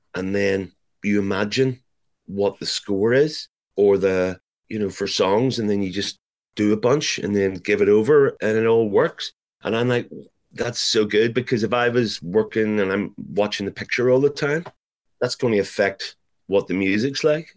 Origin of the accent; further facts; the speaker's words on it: Belfast, Northern Ireland, United Kingdom; growing up in Belfast